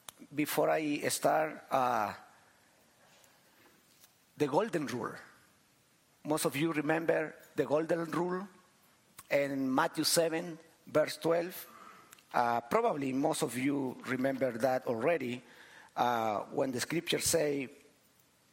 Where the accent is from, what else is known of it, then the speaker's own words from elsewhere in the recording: Chile; I am from Chile